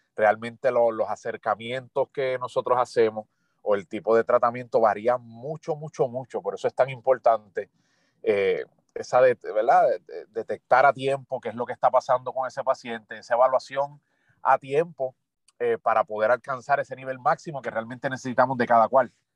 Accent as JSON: {"language": "Spanish", "town": "Ponce", "country": "Puerto Rico", "tie": "born or raised there", "also_born_or_lived": "Río Piedras / Mexico / United States", "moved": "as an adult", "lives_now": "San Germán, Puerto Rico", "said": "Soy nacido y criado en Ponce"}